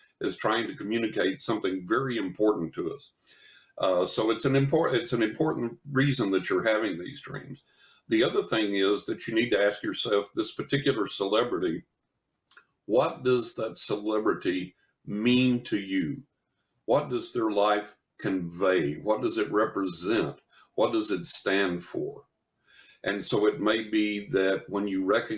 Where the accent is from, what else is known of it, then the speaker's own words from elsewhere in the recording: West Texas, United States; when I was a teenager growing up in West Texas